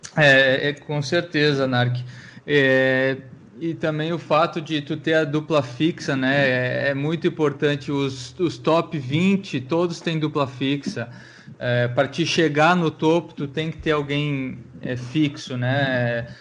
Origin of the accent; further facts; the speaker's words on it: Brazil; eu sou brasileiro